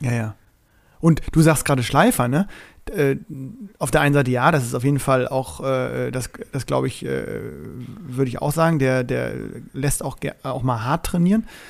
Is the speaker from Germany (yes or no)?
yes; Bremen, Germany; mich als Bremer